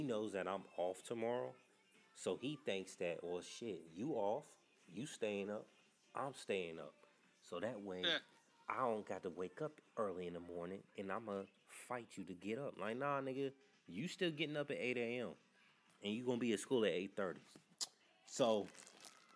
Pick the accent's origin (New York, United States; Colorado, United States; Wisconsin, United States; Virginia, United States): Virginia, United States; also born or lived in North Carolina; I was raised in Virginia